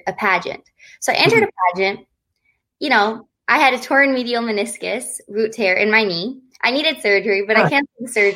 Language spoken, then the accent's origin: English; Lexington, Kentucky, United States; also born or lived in Bloomfield Hills, Michigan; I was born and raised in Kentucky